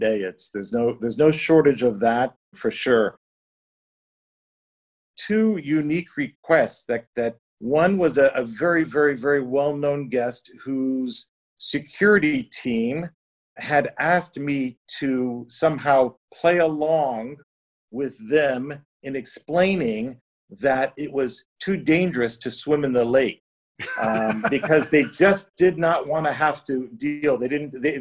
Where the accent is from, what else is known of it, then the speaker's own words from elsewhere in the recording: Chicago, Illinois, United States; also born or lived in New York City / St. Barts; now in Lake Como, Italy; Chicago, but I identify a bit more as a New Yorker. I mean, in the past 25 years in New York City.